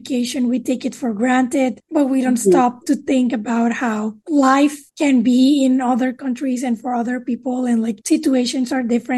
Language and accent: English; Mexico; moved away; I am originally from Mexico